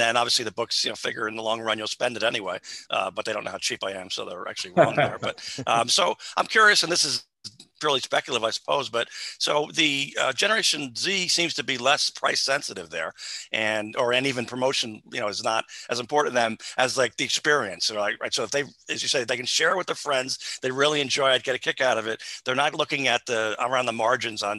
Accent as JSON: {"language": "English", "region": "New Jersey", "country": "United States", "said": "I'm from New Jersey also"}